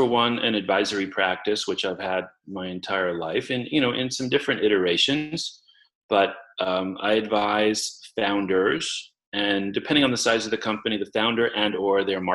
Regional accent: New York City, New York, United States; I grew up in Queens in New York City in a two-bedroom apartment with my parents and my brother

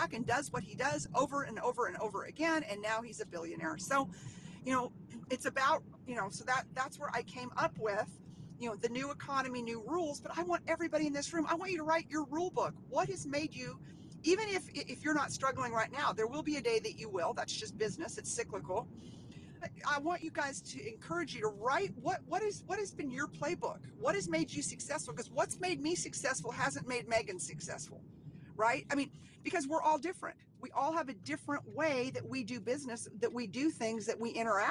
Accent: Dallas, Texas, United States; now in Central Texas, United States; I'm from Dallas, and being in Dallas

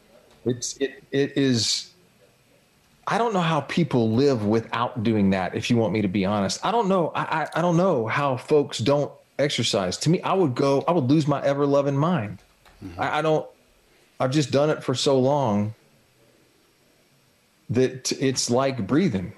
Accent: Jacksonville, Florida, United States; born or raised there

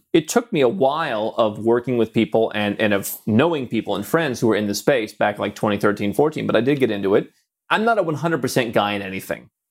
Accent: United States; moved away; as an American when I was a U S citizen

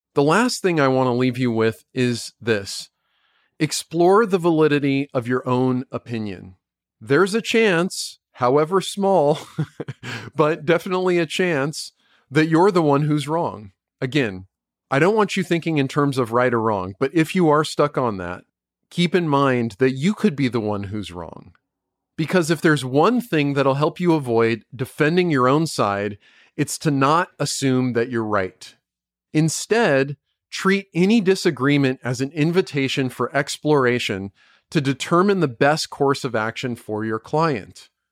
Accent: United States; I'm an American citizen. I don't even live in the U K.

